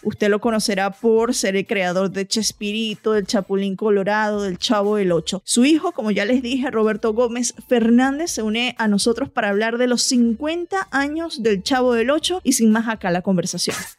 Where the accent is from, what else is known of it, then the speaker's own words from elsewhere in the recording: Venezuela; moved away as an adult; now in United States; yo soy venezolana, crecí en Venezuela, me mudé a Estados Unidos ya cuando estaba en mis early 20s